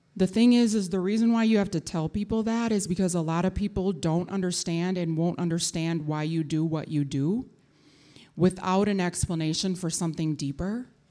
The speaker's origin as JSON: {"language": "English", "town": "Minneapolis", "region": "Minnesota", "country": "United States", "tie": "born or raised there", "said": "My mother, um, brought me to North Minneapolis, which is where we lived and where I went to school."}